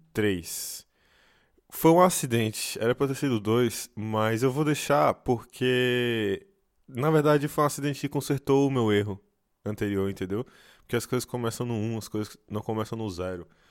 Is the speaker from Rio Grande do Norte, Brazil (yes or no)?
no; Brasília, Federal District, Brazil; moved away; eu sou de Brasília